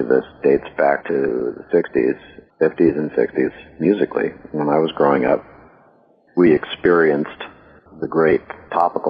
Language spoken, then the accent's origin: English; Canton, Ohio, United States; moved away; also born or lived in Washington, D.C.; my hometown of Canton, Ohio